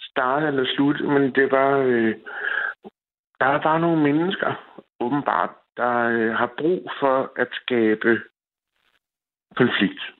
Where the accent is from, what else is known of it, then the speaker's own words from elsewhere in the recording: Copenhagen, Capital Region of Denmark, Denmark; moved away as an adult; also born or lived in a small town in South Jutland; now in South Jutland, Denmark; jeg kommer fra København, og jeg har det her sprog. Jeg taler på den her måde, som jeg nu gør.